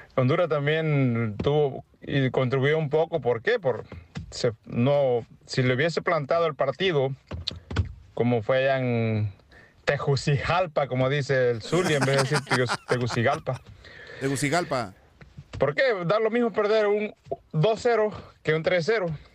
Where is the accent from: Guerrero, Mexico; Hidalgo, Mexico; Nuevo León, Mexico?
Guerrero, Mexico; near Acapulco; yo no soy hondureño. Soy de Guerrero, allá de cerca de Acapulco